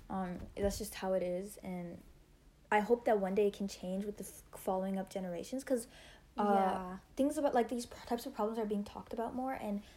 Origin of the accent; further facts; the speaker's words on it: India; Okay, so the three of us, we're all, we're brown. We're Indian.